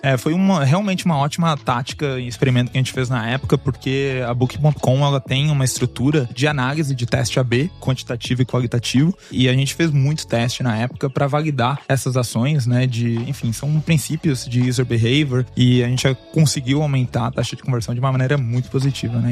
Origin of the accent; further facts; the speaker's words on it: Brazil; moved away as an adult; also born or lived in Canada; Morava no Brasil, mas eu saí do Brasil já faz 10 anos